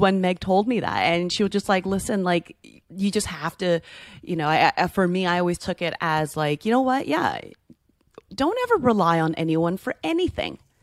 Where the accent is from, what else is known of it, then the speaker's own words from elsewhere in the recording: United States; as an American